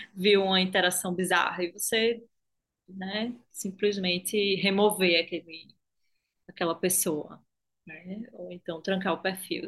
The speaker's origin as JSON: {"language": "Portuguese", "town": "Recife", "region": "Pernambuco", "country": "Brazil", "tie": "born or raised there", "accent": "Nordeste", "said": "Eu sou de Recife, pelo sotaque, acho que não tem como esconder muito, assim, que eu sou do Nordeste"}